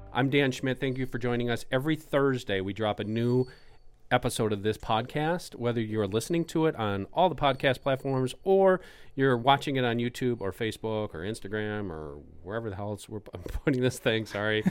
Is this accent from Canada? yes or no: yes; Canada; accent: Canadian; It's my Canadian accent